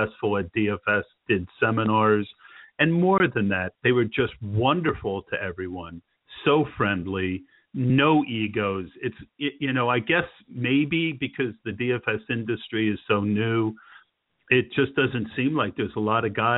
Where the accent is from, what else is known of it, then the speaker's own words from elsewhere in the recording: New Jersey, United States; now in Pennsylvania, United States; I grew up in New Jersey